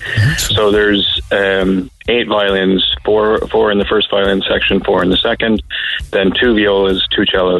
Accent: New Brunswick, Canada; moved away as an adult; now in Cork, Ireland; From sort of the rural east coast in New Brunswick, a really small town.

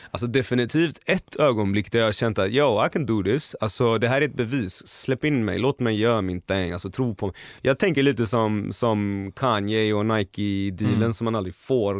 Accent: Gothenburg, Västra Götaland, Sweden; moved away as an adult; now in Stockholm, Sweden; Nu älskar jag Göteborg ännu mer för jag kommer tillbaka på helgerna. Jag, jag är där, jag träffar mina vänner, min familj

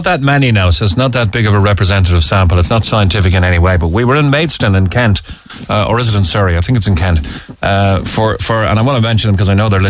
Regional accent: Ireland; being Irish

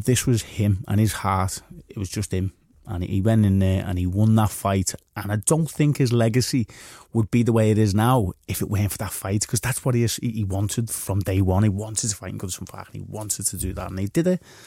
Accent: Liverpool, North West England, United Kingdom; we're lads from Liverpool

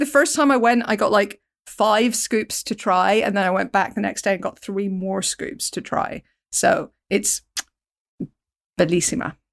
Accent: Portstewart, Northern Ireland, United Kingdom; having grown up in Port Stewart, Northern Ireland, where there are more ice cream shops than any other kind of shop

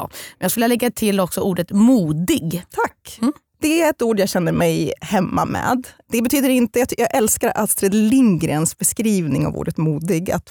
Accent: Eskilstuna, Södermanland, Sweden; also born or lived in Halmstad; Men jag är främst uppvuxen i Eskilstuna för mina föräldrar skildes när jag var fem år gammal.

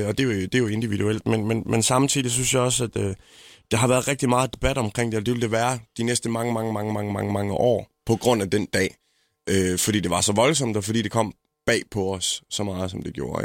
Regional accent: Jutland, Denmark; jeg er måske også jyde

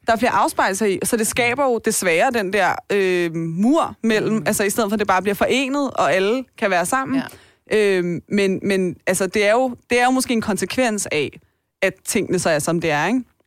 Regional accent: Taastrup, Capital Region of Denmark, Denmark; jeg er jo vokset op på Vestegnen

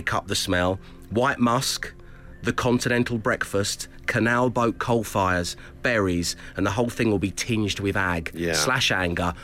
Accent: London, United Kingdom; accent: South London; my South London accent

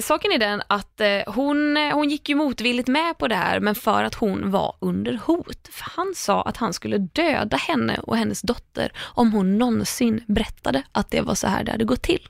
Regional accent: Sweden; som svensk

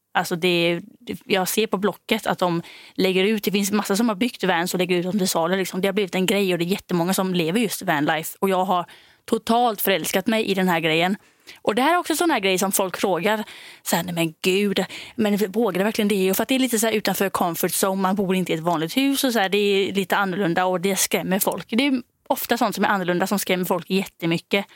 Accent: Denmark; moved away; jag är då från Danmark.

